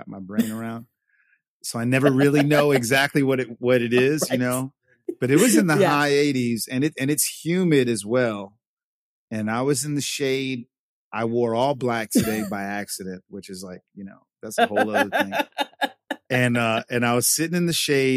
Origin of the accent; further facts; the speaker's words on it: New York City, New York, United States; moved away as an adult; also born or lived in Puerto Rico / Los Angeles / Vietnam; now in Saigon, Vietnam; I grew up in New York. I grew up in New York City.